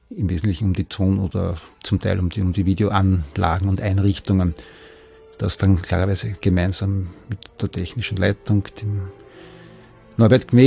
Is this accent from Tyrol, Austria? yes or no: no; Vienna, Austria; Ich stamme aus Wien